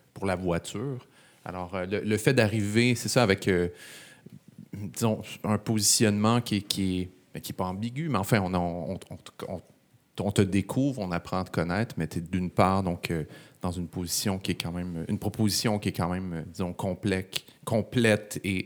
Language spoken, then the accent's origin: French; Laval, Quebec, Canada; J'ai grandi à Laval